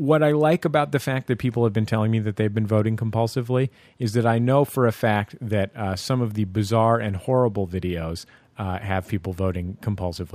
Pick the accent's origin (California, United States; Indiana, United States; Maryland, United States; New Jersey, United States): California, United States; San Francisco; now in Los Angeles, United States; I grew up in the Mission in San Francisco.